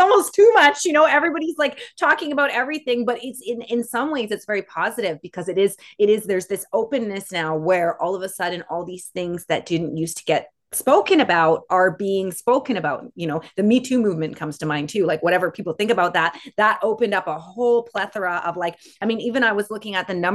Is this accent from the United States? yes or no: no; Canada; we're Canada